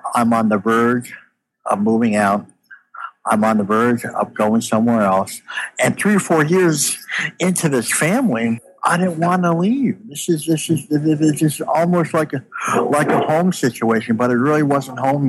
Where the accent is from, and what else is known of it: United States; born or raised there; also born or lived in Canada